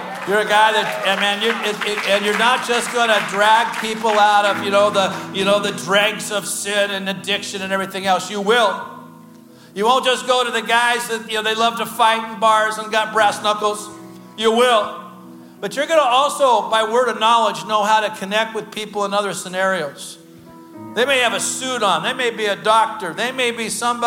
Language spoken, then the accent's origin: English; Portland, Oregon, United States; I come from the Portland area